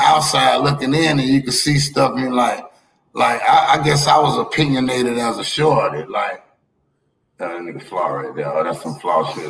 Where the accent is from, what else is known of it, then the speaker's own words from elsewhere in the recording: Miami, Florida, United States; I'm a nigga from Miami